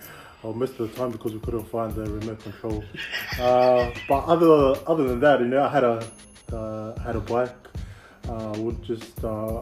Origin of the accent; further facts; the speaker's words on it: Sydney, New South Wales, Australia; also born or lived in Glenwood, Sydney; I was born in Australia, Western Sydney, yep. Westmead Children's Hospital. Pretty much grew up in Northmead, Parramatta for a bit. Then moved further west to where we are now in Glenwood, and spent now I think it's up to almost 22, 21 years here in Glenwood.